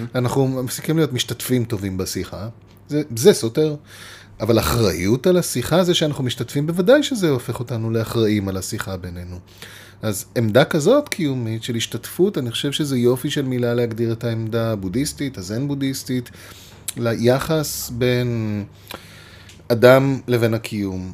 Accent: Israel; אנחנו גדלנו בישראל

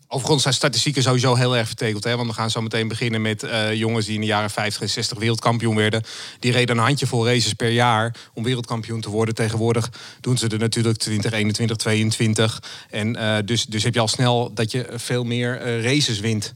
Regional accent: Amsterdam, North Holland, Netherlands; also born or lived in Zaanstreek; ik kom uit, ook uit Noord-Holland, geboren in Amsterdam en ik woon nu in de Zaanstreek.

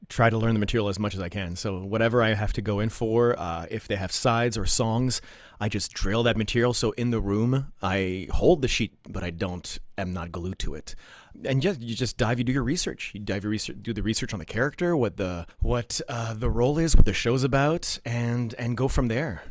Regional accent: Ottawa, Ontario, Canada; English is a second language; moved away as an adult; now in New York, United States; I was born in Ottawa, Ontario

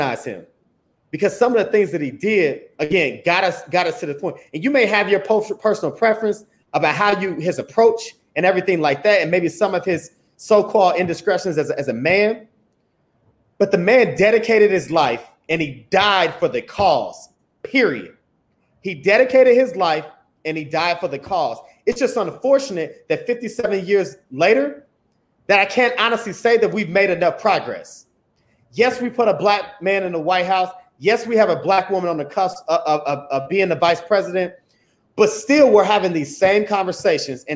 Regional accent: Indianapolis, Indiana, United States; I'm from Indianapolis, Indiana

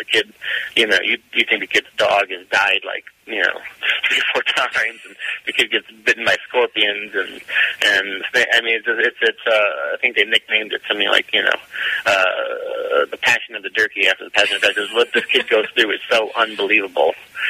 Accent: Chicago, Illinois, United States; maybe it's because I grew up around Chicago. Once again, I'm seeing things that sort of remind me of home a bit

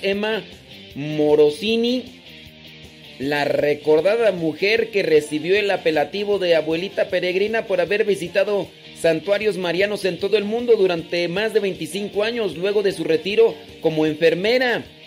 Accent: Mexico; yo soy mexicano, no crean que no, soy mexicano

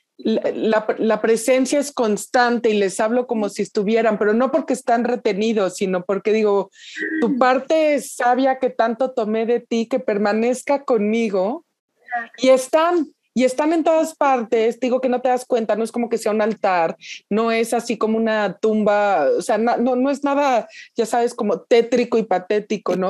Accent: Mexico; ya siendo mexicana

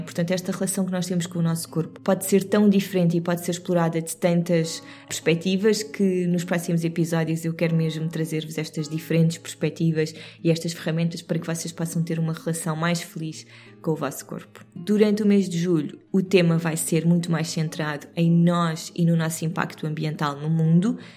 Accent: Cascais, Lisbon, Portugal; Tanto eu como o David crescemos literalmente na Serra de Sintra eu no lado de Cascais da Serra

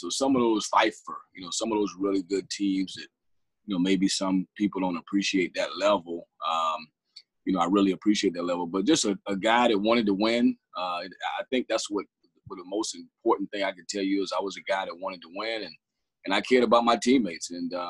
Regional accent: Charleston, South Carolina, United States; moved away as an adult; also born or lived in Wichita; I grew up in Charleston.

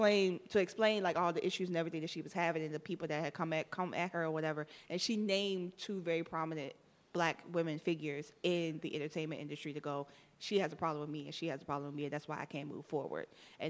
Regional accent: Miami, Florida, United States; I'm from Miami.

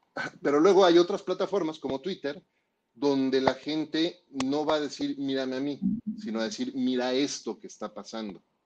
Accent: Mexico; en México, somos mexicanos

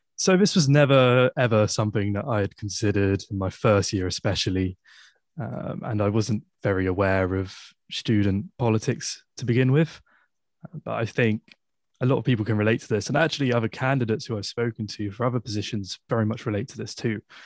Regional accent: Poole, South West England, United Kingdom; moved away as an adult; now in Exeter, United Kingdom; I'm from, I'm from Poole, from the South Coast.

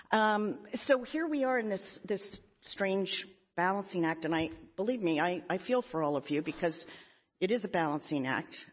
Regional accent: Pennsylvania, United States; President Magill from my home state of Pennsylvania.

